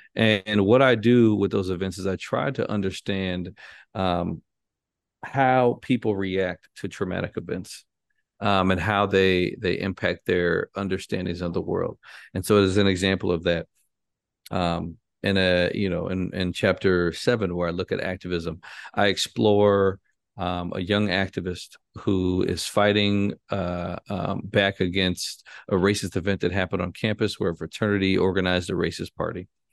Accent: Chicago, Illinois, United States; I'm from Chicago. Um, you know, born and raised on the north side of Chicago

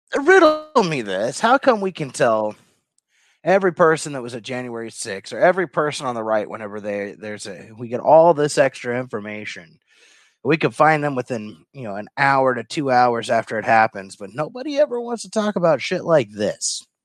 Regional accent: Kentucky, United States; from my home state of Kentucky

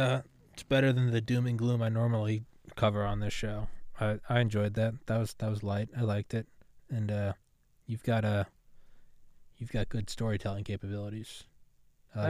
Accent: New England, United States; I'm from God, New England.

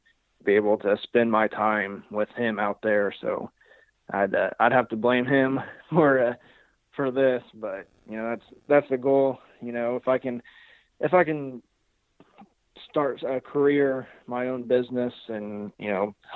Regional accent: Southern Illinois, United States; I'm from Southern Illinois

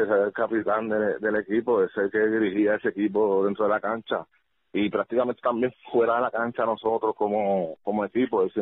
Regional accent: Peru; pues como que nos veía más como nosotros, como los peruanos

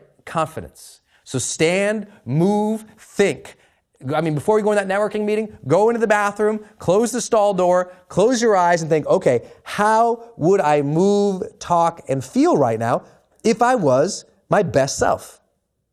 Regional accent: Montana, United States; I'm from Montana

